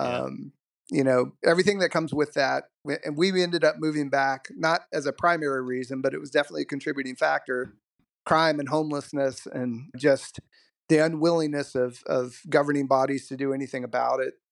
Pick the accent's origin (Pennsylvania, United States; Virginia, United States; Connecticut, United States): Virginia, United States; Southwest; I grew up in Southwest Virginia.